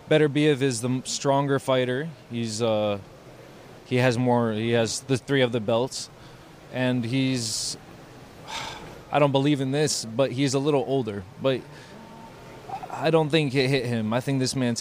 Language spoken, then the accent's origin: English; Miami, Florida, United States; I'm in my hometown.